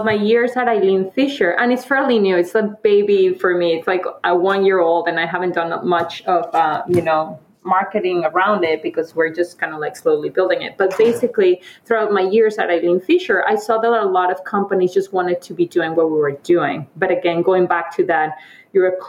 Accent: Mexico; moved away; I'm from Mexico. I was born and raised there

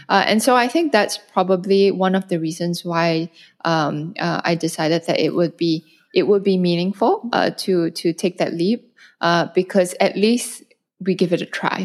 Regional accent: Malaysia; moved away as an adult; also born or lived in North America / Europe / China / Hong Kong; now in Singapore; I'm originally Malaysian. I'm based in Singapore now, but I've spent the last fifteen years abroad.

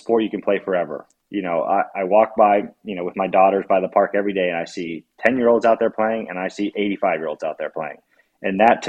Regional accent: United States; as an American

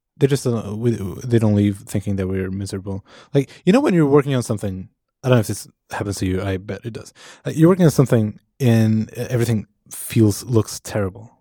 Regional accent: Portugal; moved away; I am from Portugal

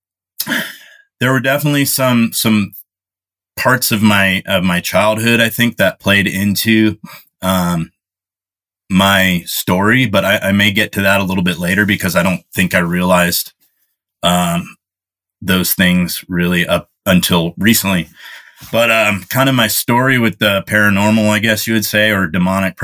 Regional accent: Bay Area, California, United States; I grew up in the Bay Area in California

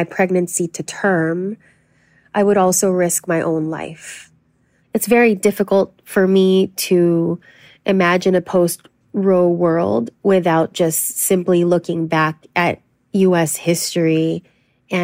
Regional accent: Los Angeles, California, United States; I was born and raised in Los Angeles to an immigrant Filipino family

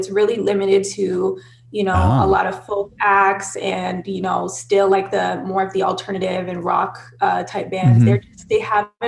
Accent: Toronto, Ontario, Canada; I was born and raised in Toronto, Canada. So yeah, I grew up here all my life, lived here all my life.

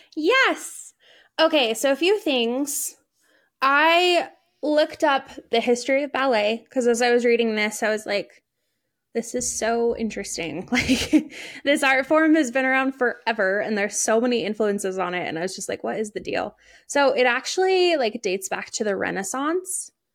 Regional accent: United States; I'm very American

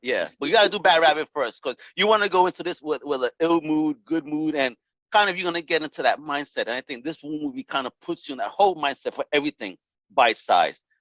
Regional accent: New York City, New York, United States; from Brooklyn

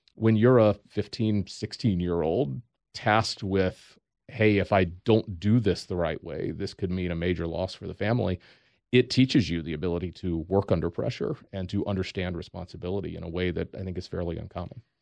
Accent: Eastern North Carolina, United States; draw a line from Norfolk, Virginia to Raleigh, North Carolina. Stop halfway in between. That's where I grew up.

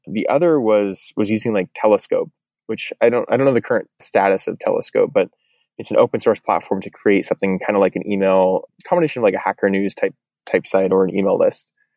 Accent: Eugene, Oregon, United States; moved away as an adult; also born or lived in Portland, Oregon; now in San Francisco, United States; I grew up in Eugene, went to the University

